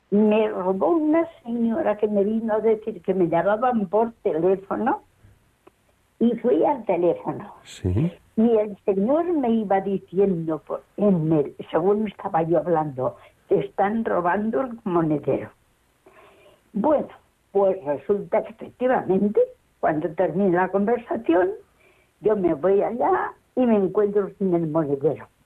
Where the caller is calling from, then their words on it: Valladolid, Castile and León, Spain; Soy de Valladolid